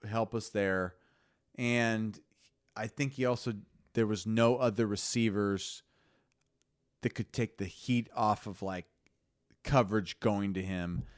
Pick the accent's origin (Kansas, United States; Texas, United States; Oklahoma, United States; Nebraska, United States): Nebraska, United States; Lincoln; born or raised there